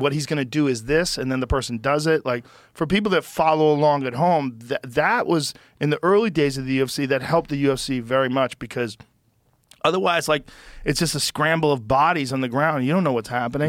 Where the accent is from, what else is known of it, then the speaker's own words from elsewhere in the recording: Newton, Massachusetts, United States; also born or lived in Boston; I grew up in Newton